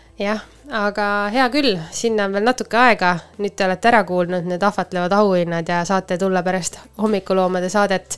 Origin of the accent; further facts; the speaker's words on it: Põltsamaa, Jõgeva County, Estonia; me oleme Põltsamaalt pärit